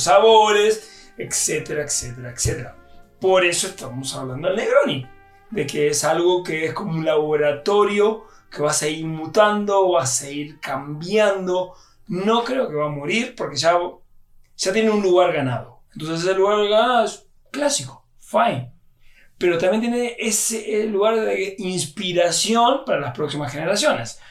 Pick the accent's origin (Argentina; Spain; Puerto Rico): Argentina; En Argentina, que yo se lo preparaba a mi papá cuando yo tenía 10, 12 años